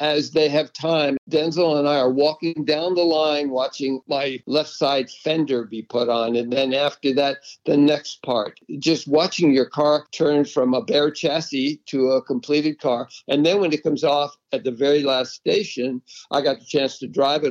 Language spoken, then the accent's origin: English; New England, United States; moved away; I grew up in New England, spent 30 years driving on the snow in winter